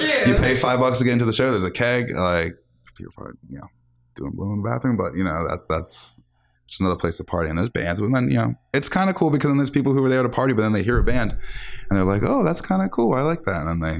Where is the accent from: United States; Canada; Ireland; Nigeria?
United States; Philadelphia, Pennsylvania; moved away as an adult; I'm from Philly originally, so yeah, when I moved here 4 years ago